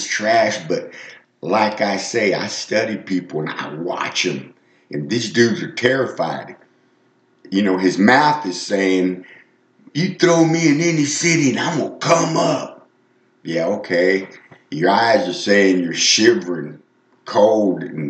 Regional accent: Texas, United States; moved away; I'm from Texas

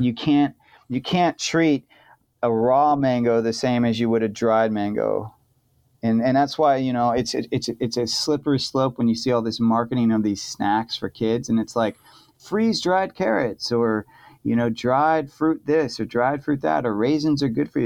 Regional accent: California, United States; now in Portland, United States; I'm from California

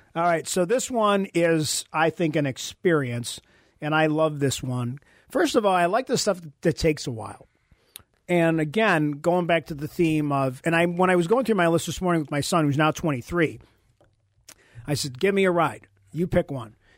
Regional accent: Buffalo, New York, United States; we're from Buffalo

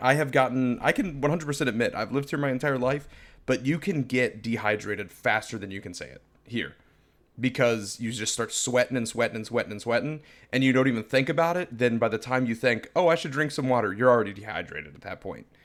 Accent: Florida, United States; I'm a born and raised Floridian.

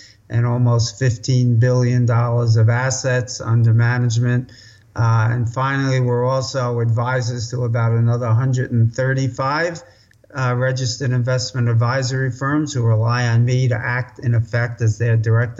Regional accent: New York City, New York, United States; I grew up in New York City, as your guests can probably already tell from that accent. You can take the boy out of the Bronx, but not the Bronx out of the boy

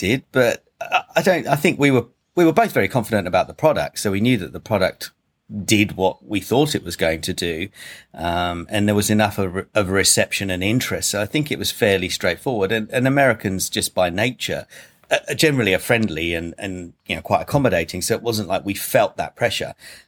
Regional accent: Australia; accent: Aussie; I tried to use my best g'day mate Aussie accent

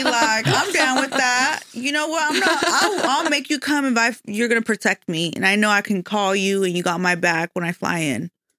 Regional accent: Michoacán, Mexico; Well, I'm Mexican from Michoacan.

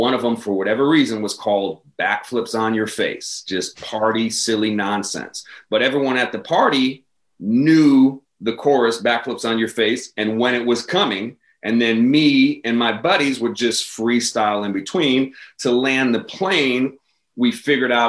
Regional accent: Chicago, Illinois, United States; I grew up on the South Side. I went to Bogan High School for a year

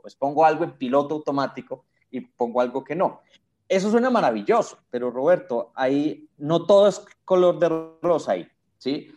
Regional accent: Colombia; Colombia, pues, mi país lo amo

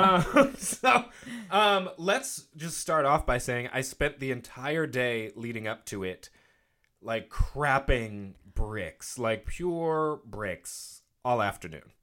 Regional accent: United States; I'm from the South Shore

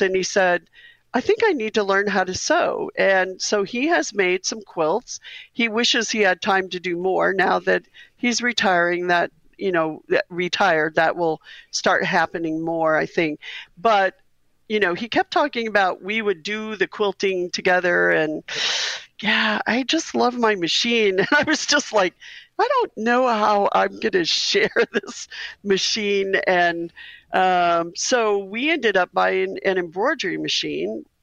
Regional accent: Missouri, United States; We're both from Missouri

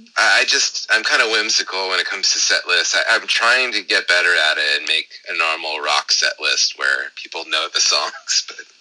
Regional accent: Southern California, United States; now in San Francisco, United States; where I grew up in Southern California

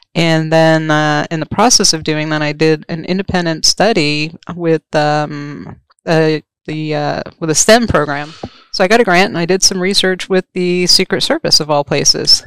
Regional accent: Rhode Island, United States; moved away; also born or lived in Maryland; I'm from New England. I'm actually um, from Rhode Island, of all places

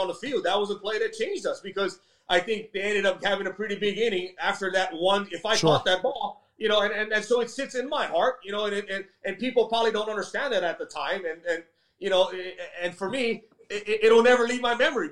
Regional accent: Hawaii, United States; moved away; also born or lived in Philadelphia; growing up in Hawaii

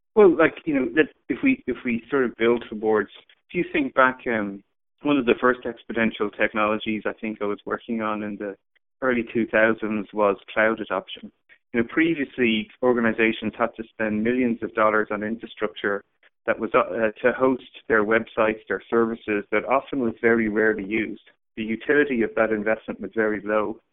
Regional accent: Ireland; moved away as an adult; also born or lived in San Francisco; I grew up in Ireland.

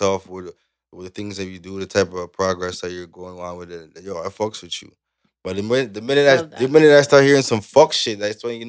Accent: Canada; accent: Jamaican, Caribbean; also born or lived in Jamaica / Brooklyn, New York; Full Canadian

